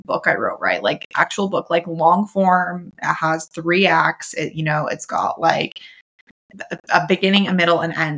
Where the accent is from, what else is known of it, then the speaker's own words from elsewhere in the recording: the West, United States; But I'm from the West